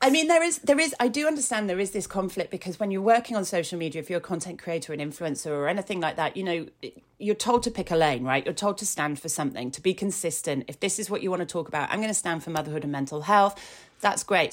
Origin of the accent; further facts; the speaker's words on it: Yorkshire and the Humber, United Kingdom; I grew up in Yorkshire and with Yorkshire family